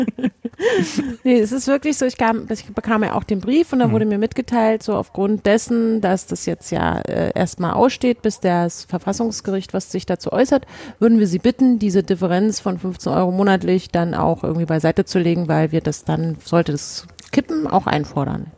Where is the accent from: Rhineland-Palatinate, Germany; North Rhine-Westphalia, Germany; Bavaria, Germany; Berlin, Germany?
Berlin, Germany; wir als Berliner